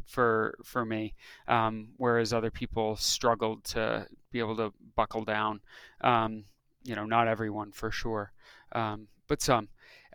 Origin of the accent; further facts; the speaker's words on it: upstate New York, United States; moved away as an adult; also born or lived in coastal Massachusetts / Rhode Island; now in Salt Lake City, United States; I was born in New York, grew up there, upstate New York, and Massachusetts, coastal Massachusetts